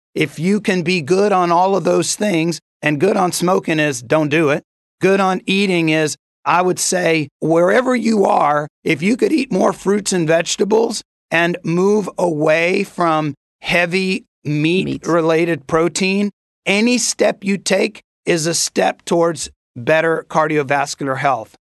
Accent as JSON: {"language": "English", "town": "Corpus Christi", "region": "Texas", "country": "United States", "tie": "born or raised there", "also_born_or_lived": "Dominican Republic", "moved": "yes", "said": "I grew up the formative years of my life in Corpus Christi, Texas"}